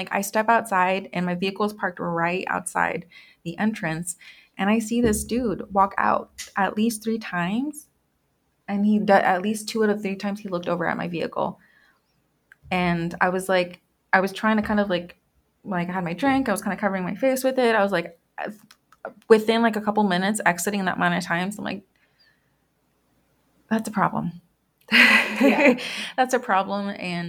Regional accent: Guadalajara, Jalisco, Mexico; I've been told before that some people can tell that I'm from Guadalajara because of my complexion and my eye color.

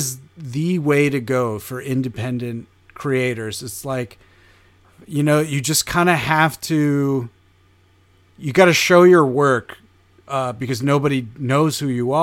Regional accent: upstate New York, United States; now in New York City, United States; I'm from upstate New York, and now I've been in New York City for, almost a decade

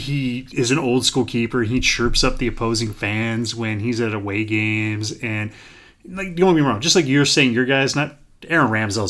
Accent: American Midwest, United States; accent: American Midwest; I generally talk with my American Midwest accent I have.

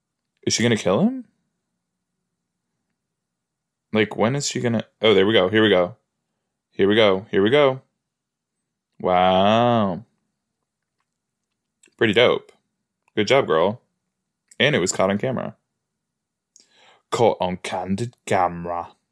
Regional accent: East of England, United Kingdom; I'm from West Hertfordshire, you know, I don't really know, I don't know it that well

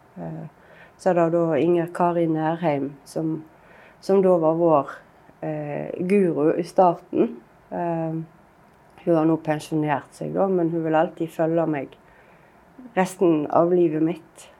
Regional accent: Bømlo, Vestland, Norway; havna vi jo hjemme på Bømlo igjen

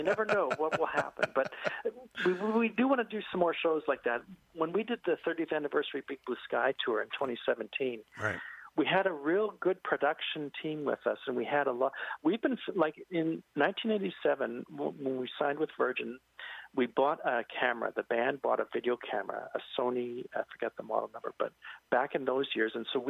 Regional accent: British Columbia, Canada; So two guys come from Nova Scotia. I come from British Columbia.

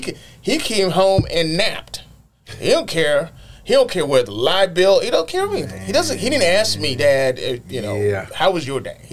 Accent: Nigeria; moved away; I grew up in Nigeria, and I've had time here too.

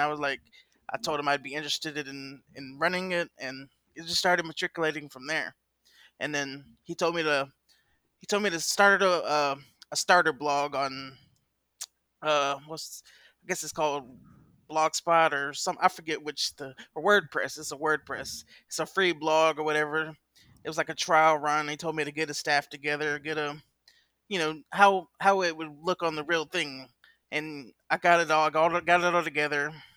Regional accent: Augusta, Georgia, United States; accent: Southern; also born or lived in Columbia, South Carolina; I was born and raised in Augusta, Georgia, where I live now

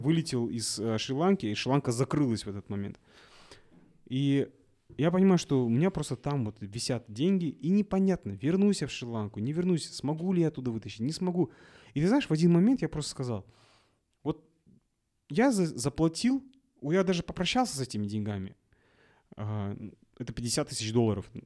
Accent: Kazakhstan; я, наверное, единственный казах, который в, в Мальдивах

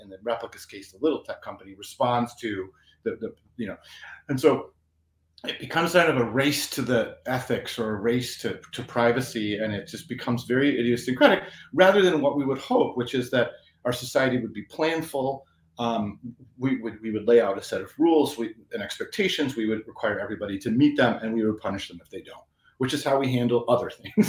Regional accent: Italy; accent: Italian; English is a second language; I grew up in Italy, so that's why I'm saying it with an Italian accent.

